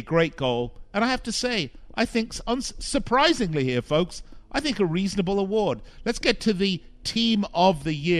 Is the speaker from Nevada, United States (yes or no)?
yes; Las Vegas, Nevada, United States; the casinos here in my hometown of Las Vegas.